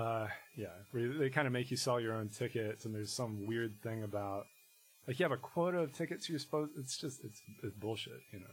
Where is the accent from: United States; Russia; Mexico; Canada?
United States; Harrisonburg, Virginia; moved away as an adult; also born or lived in Boston; So I grew up in Harrisonburg, Virginia, in the Shenandoah Valley